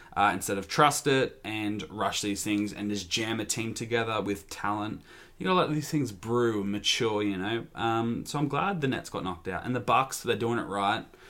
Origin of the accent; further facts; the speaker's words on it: Australia; as an Australian